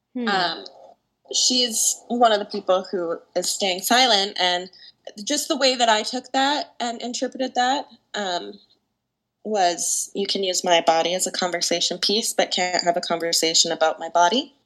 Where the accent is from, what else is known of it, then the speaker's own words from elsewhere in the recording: Canada; also born or lived in Toronto, Ontario; now in Vancouver, Canada; I grew up half in Toronto, half in Vancouver.